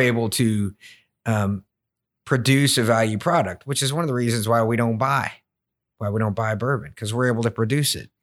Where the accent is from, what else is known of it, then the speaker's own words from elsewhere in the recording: Woodford County, Kentucky, United States; I grew up in Woodford County